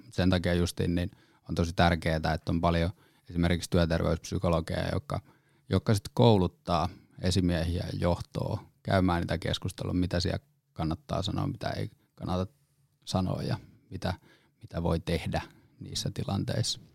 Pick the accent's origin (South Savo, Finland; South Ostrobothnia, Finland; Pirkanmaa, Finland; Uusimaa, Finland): Pirkanmaa, Finland; Lempäälä; now in Helsinki metropolitan area, Finland; alun perin tuun Lempäälästä ja sitten tänne, tota, pääkaupunkiseudulle tullut ihminen